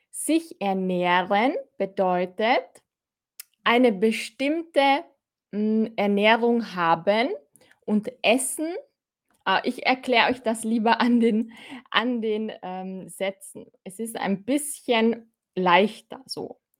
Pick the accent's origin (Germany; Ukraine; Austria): Austria; Ich bin auch aus Österreich, Fahim.